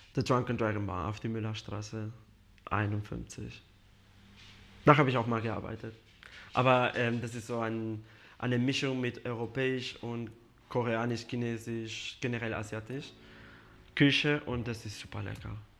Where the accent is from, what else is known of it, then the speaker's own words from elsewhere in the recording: Spain; German is a second language; now in Munich, Germany; Ich komme aus Spanien, aus einem kleines Dorf und da kennt man sich jeder